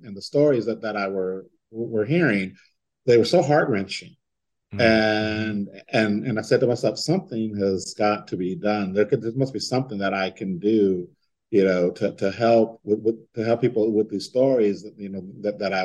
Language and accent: English; San Diego, California, United States; moved away; I'm from San Diego